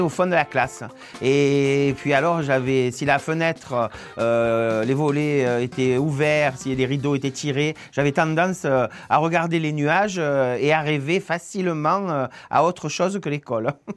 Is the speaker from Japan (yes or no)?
no; Marseille, Provence-Alpes-Côte d'Azur, France; on est de Marseille, pareil, tous les deux